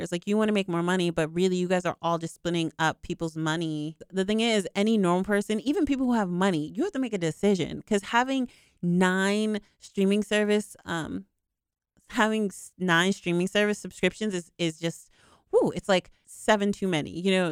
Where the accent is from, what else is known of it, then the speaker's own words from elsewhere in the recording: United States; I'm from America